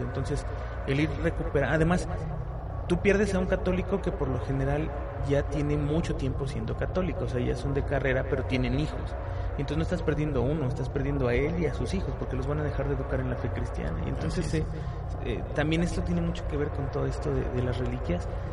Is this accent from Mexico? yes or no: yes; Mexico; como mexicano